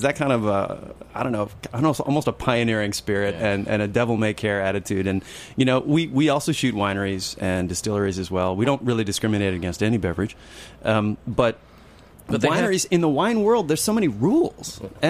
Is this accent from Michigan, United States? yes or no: yes; Marquette, Michigan, United States; moved away; Marquette, Michigan, which is where my brother lives. It's where I grew up in the Upper Peninsula of Michigan, the middle of nowhere.